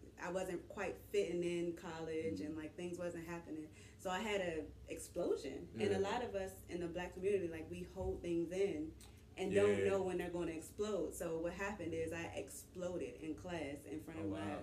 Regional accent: Washington, District of Columbia, United States; also born or lived in Miami; I grew up in Southeast D.C.

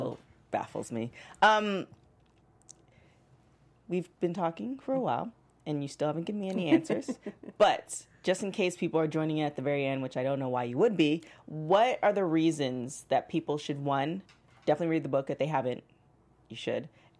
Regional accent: Toronto, Ontario, Canada; because I'm actually from Toronto

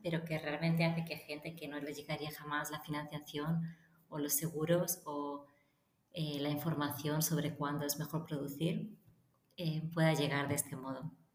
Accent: Lleida, Catalonia, Spain; moved away as an adult; also born or lived in A Coruña / Barcelona / Paris / Madrid; yo nací en La Coruña, pero después crecí en Lleida y a los 18 años me mudé a Barcelona

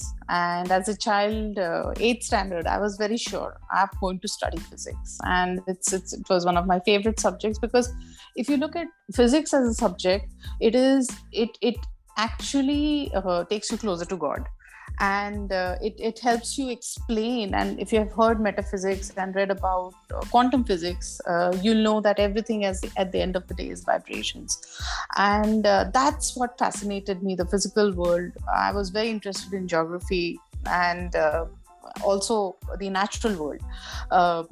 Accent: Nagpur, Maharashtra, India; I came back to my hometown. I actually joined National Environmental Engineering Research Institute

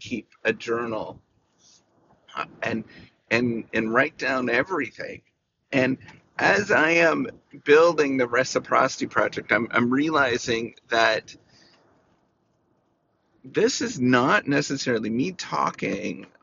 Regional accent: Canada; I'm was born and raised in Canada

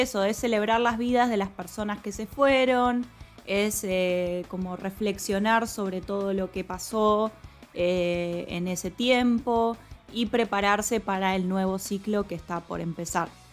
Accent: Argentina

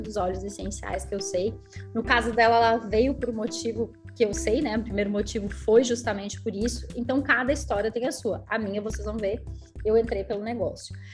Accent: Canela, Rio Grande do Sul, Brazil; born or raised there; also born or lived in Gramado / Florianópolis; now in São José, Brazil

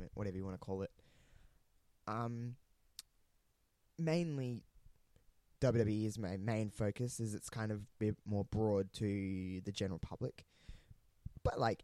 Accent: Australia; accent: Australian; also born or lived in regional South Australia; you probably tell by my accent, I am Australian. I live in a somewhat small town in Australia, in regional South Australia

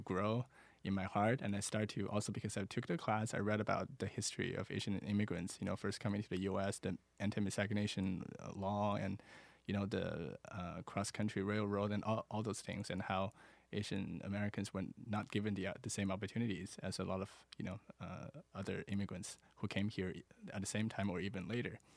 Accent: Wuhan, Hubei, China; English is a second language; moved away as an adult; also born or lived in Iowa City, United States / Washington, D.C., United States; now in Los Angeles, United States; coming from China or growing up in China

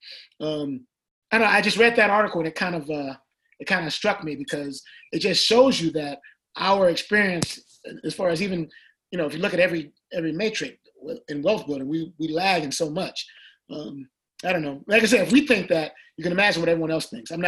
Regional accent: Michigan, United States; now in Atlanta, United States; growing up in Michigan

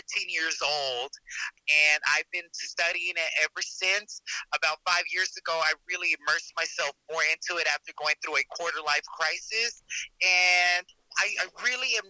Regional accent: Dallas, Texas, United States; I'm from Texas. I'm from Dallas, Texas

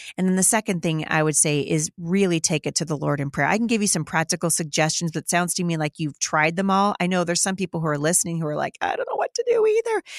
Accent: Battle Ground, Washington, United States; my hometown, uh, of Battleground, Washington

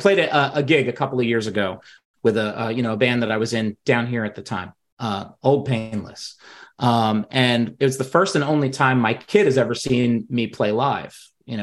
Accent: New York, United States; growing up in New York, we had access to Seton Hall's pirate radio

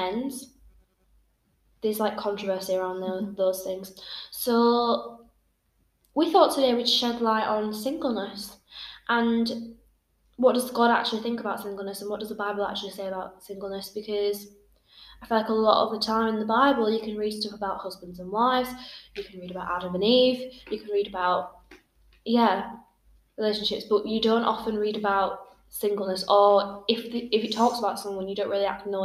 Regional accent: Bradford, Yorkshire and the Humber, United Kingdom; now in Belfast, United Kingdom; I am from England. Bradford, to be specific.

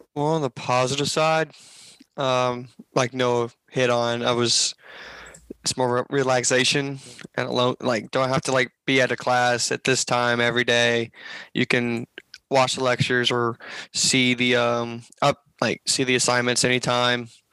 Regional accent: Memphis, Tennessee, United States; now in Jonesboro, United States; I was born and raised in Memphis, Tennessee

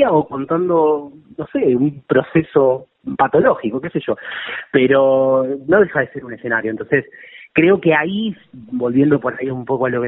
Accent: Lomas de Zamora, Buenos Aires Province, Argentina; born there; Sí, de Lomas de Zamora.

